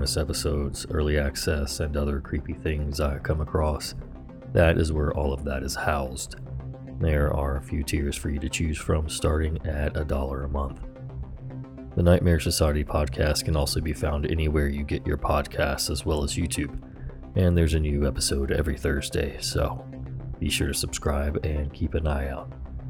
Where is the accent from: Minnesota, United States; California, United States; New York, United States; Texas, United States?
California, United States; Mount Shasta; also born or lived in Seattle; I was born in Seattle, but at this time my family had been living in Mount Shasta, which is a small town in Northern California.